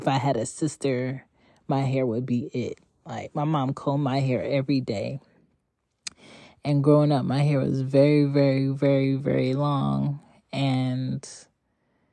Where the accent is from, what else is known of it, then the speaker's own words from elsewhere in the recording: Philadelphia, Pennsylvania, United States; also born or lived in Jamaica (parents); now in Atlanta, United States; I'm from Philly by way of ATL currently. And I have two Jamaican parents.